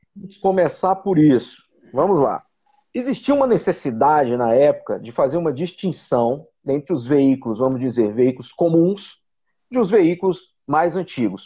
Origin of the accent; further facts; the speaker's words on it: Brasília, Federal District, Brazil; eu sou de Brasília, estou em Brasília, sempre morei em Brasília